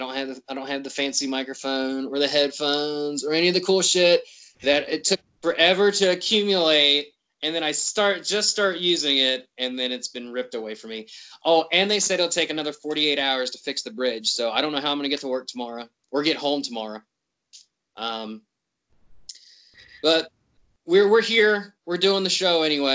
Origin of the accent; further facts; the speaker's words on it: West Virginia, United States; I'm from West Virginia